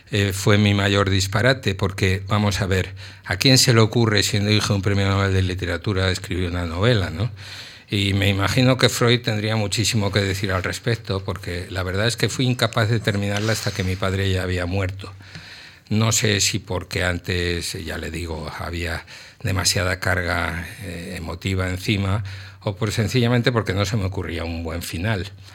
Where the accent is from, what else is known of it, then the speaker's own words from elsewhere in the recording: Madrid, Community of Madrid, Spain; also born or lived in Mallorca; yo nací en Madrid